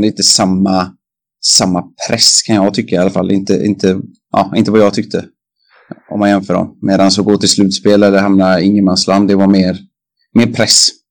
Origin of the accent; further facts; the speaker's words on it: Kungälv, Västra Götaland, Sweden; i Kungens ishall där jag är uppvuxen också